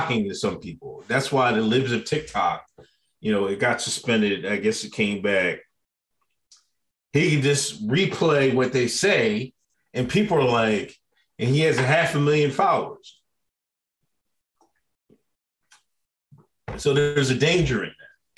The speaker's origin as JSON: {"language": "English", "area": "Westchester", "region": "New York", "country": "United States", "tie": "born or raised there", "said": "growing up in Westchester"}